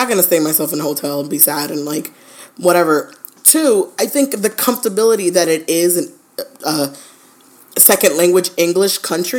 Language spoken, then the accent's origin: English; United States; Yeah, I was like, I'm super American